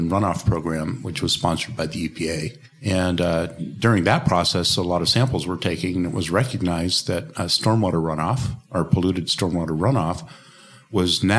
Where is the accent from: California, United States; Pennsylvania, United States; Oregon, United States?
Oregon, United States; Portland; I'm from Portland, Oregon in the United States